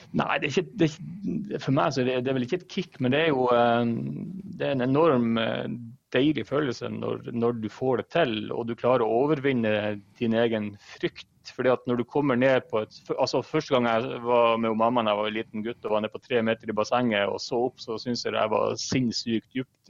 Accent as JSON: {"language": "Norwegian", "town": "Harstad", "region": "Troms", "country": "Norway", "moved": "yes", "lives_now": "Oslo, Norway", "said": "Jeg er fra Harstad."}